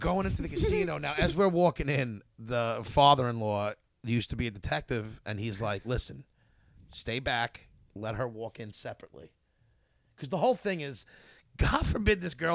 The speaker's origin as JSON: {"language": "English", "region": "New York", "country": "United States", "said": "We're from New York"}